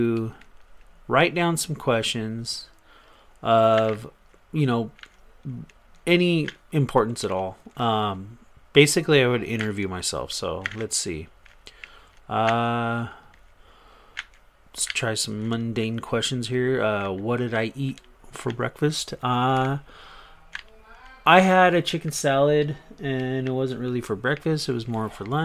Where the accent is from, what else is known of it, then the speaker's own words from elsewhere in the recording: Riverside, California, United States; also born or lived in Orange County, California; I'm originally from Orange County, California. I moved to Riverside, IE. So I've been here ever since. All my life, basically.